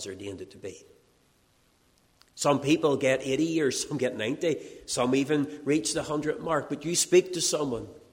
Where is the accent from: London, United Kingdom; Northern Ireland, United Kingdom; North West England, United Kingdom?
Northern Ireland, United Kingdom; Castledawson; I'm driving through my hometown of Castle Dawson